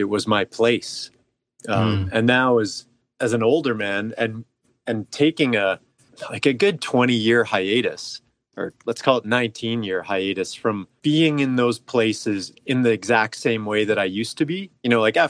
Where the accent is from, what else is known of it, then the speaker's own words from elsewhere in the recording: Calgary, Alberta, Canada; I was born and raised in Calgary.